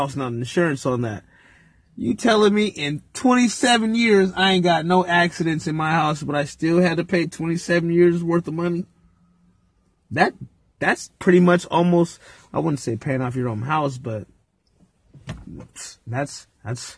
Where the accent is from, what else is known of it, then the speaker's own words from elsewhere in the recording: California, United States; we're from California